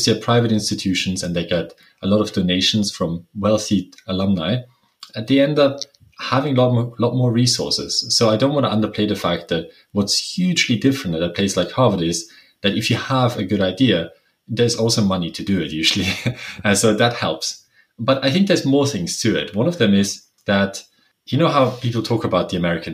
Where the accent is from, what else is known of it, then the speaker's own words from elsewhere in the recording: Innsbruck, Tyrol, Austria; English is a second language; moved away as an adult; also born or lived in Cambridge, Massachusetts, United States; now in Exeter, United Kingdom; I'm originally from Innsbruck, and I went to a natural sciences gymnasium